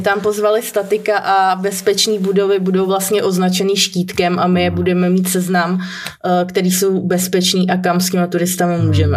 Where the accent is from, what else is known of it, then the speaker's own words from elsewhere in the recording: Czechia; u nás v Čechách